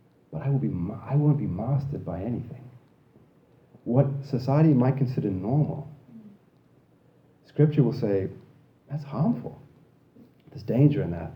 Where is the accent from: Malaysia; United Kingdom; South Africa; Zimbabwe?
Zimbabwe; also born or lived in Australia; now in Canada; I grew up in Zimbabwe where dogs were not allowed inside the house